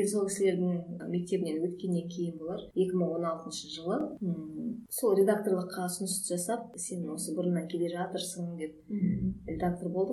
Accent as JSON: {"language": "Kazakh", "country": "Kazakhstan", "said": "қарға тамырлы қазақпыз"}